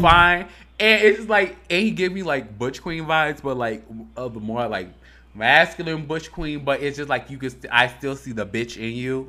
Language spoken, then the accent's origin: English; Harvey, Illinois, United States; I'm from Harvey, Illinois.